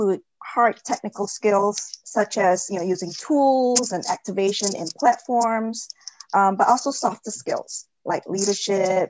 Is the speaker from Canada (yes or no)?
no; Singapore; moved away as an adult; now in Los Angeles, United States; Originally, I'm actually from Singapore, and I came out to the U.S. for college, and then just fell in love and stayed on.